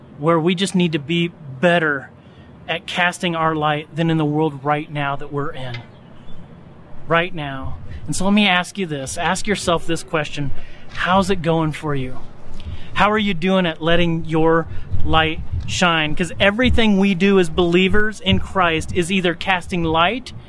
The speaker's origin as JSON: {"language": "English", "region": "North Central Indiana", "country": "United States", "tie": "born or raised there", "said": "growing up in North Central Indiana"}